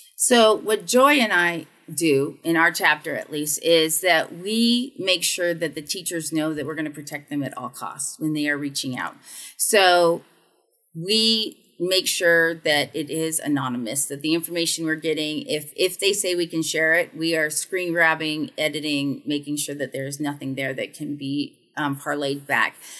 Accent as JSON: {"language": "English", "country": "United States", "tie": "born or raised there", "also_born_or_lived": "the South / North Carolina", "said": "being an American"}